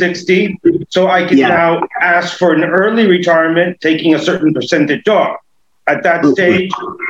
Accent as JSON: {"language": "English", "country": "United States", "moved": "as an adult", "lives_now": "Ireland", "said": "I'm still an American citizen."}